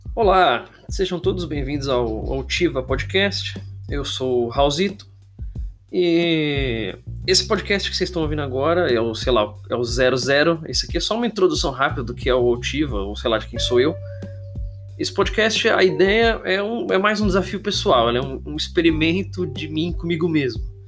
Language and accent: Portuguese; Santo André, São Paulo, Brazil; eu sou aqui de Santo André, ABC Paulista